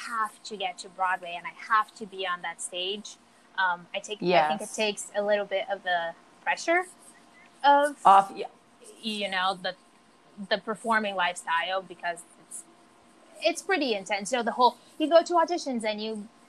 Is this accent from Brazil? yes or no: yes; São Paulo, Brazil; English is a second language; moved away as an adult; now in New York City, United States; I'm from Brazil, São Paulo, Brazil. I've been in America for almost 7 years